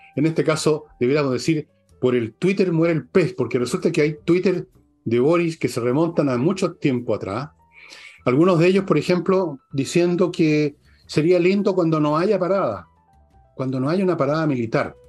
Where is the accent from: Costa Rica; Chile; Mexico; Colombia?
Chile; Nacimos en Chile, nos casamos en Chile, amamos en Chile, tenemos hijos en Chile, nos educamos